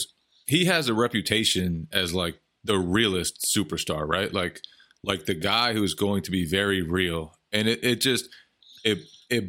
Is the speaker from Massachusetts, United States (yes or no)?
yes; Boston, Massachusetts, United States; I grew up in Boston too